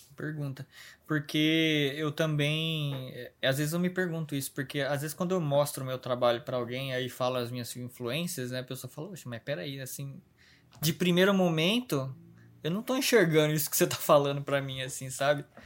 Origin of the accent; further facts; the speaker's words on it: Osasco, São Paulo, Brazil; also born or lived in Minas Gerais; eu nasci em Minas, assim, só que eu sou. Eu morei um ano em Minas Gerais, assim, e o resto da minha vida toda é em Osasco, saca? São Paulo